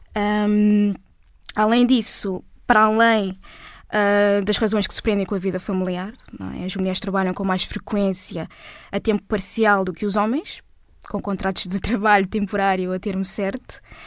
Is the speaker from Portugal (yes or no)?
yes; Portugal; Eu sou portuguesa e negra. Sou portuguesa negra.